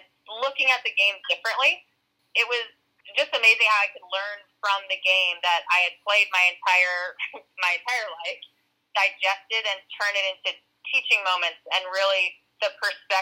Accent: Woodbridge, Virginia, United States; My soccer journey began at about 4 years old in Northern Virginia. I grew up in Woodbridge

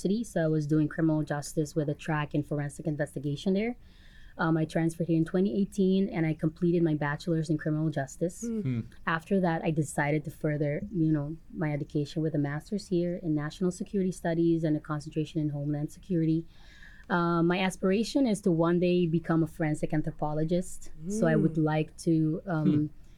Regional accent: Curaçao; first language Papiamento; English is a second language; moved away as an adult; now in United States; student from Curaçao, the Dutch Caribbean. I grew up there

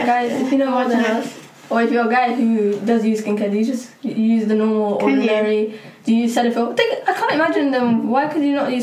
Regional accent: Soho, London, United Kingdom; I'm from Soho, Black Lives Matter doesn't matter to me.

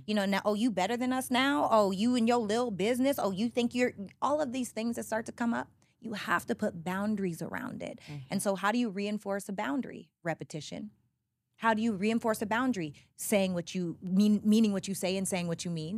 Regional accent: Canadian Prairies, Canada; now in United States; I'm from Canada, right? And I'm up from Little, Little House on the Prairie, Canada. So, I was the only black girl in every grade.

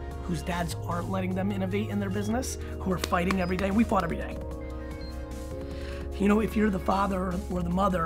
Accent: Edison, New Jersey, United States; also born or lived in Dover, New Jersey; We moved to Dover, New Jersey first, and then mainly I grew up in Edison, New Jersey, where I moved when I was 5 years old.

